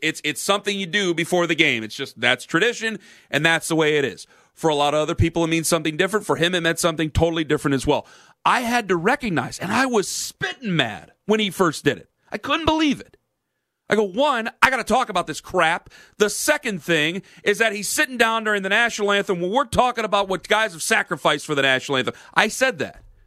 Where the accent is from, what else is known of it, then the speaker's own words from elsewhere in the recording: Cleveland, Ohio, United States; I come from Cleveland, Ohio.